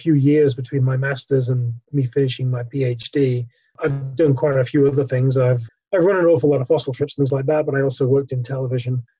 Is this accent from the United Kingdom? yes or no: yes; north of England, United Kingdom; I grew up in England, if my accent doesn't give that away